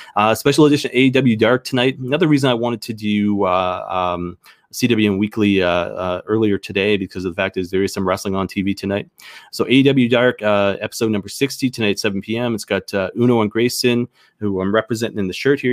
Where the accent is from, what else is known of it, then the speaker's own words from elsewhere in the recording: Canada; I'm Canadian